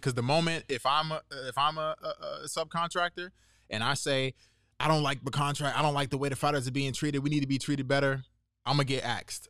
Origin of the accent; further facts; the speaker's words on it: Washington, District of Columbia, United States; moved away as an adult; also born or lived in New York; now in California, United States; I grew up on the East Coast. I'm born in, uh, in New York, and then I moved to Washington, D C. I spent a lot of time in, uh, in D C. I didn't leave until, like, twenty something